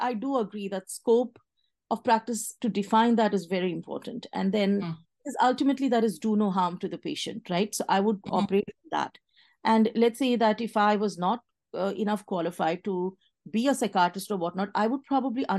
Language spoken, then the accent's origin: English; India; moved away as an adult; now in Washington, United States; I was from India